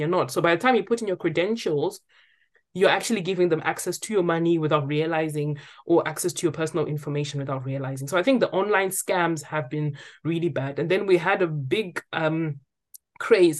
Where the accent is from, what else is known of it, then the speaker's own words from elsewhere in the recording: Zimbabwe; now in United Kingdom; I'm from Zimbabwe.